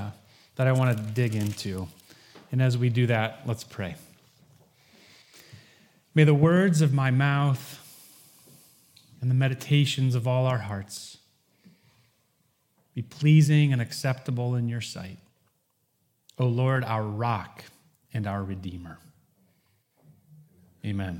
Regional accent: Holland, Michigan, United States; The household that I grew up in Holland, Michigan

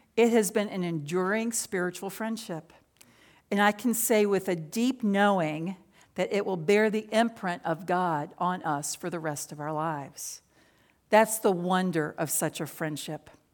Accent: Richmond, Virginia, United States; I grew up in Richmond, Virginia

